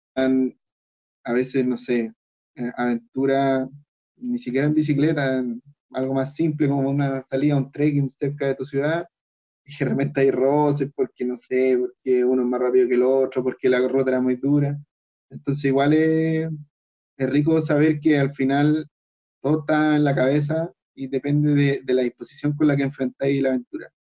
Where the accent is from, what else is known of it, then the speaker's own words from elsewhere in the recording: Chile; nosotros como chilenos tenemos que aprovechar que estamos en un país maravilloso